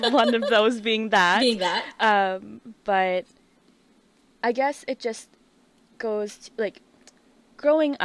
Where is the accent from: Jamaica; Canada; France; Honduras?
Canada; moved away as an adult; now in Australia; growing up in Canada, going to very Asian schools